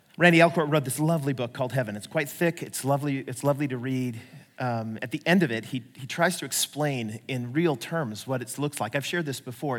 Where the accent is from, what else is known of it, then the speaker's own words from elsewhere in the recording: United States; I'm acting like the typical American